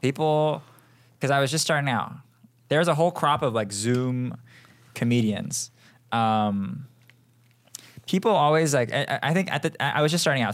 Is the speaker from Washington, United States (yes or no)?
yes; Seattle, Washington, United States; moved away as an adult; now in Los Angeles, United States; I am from Seattle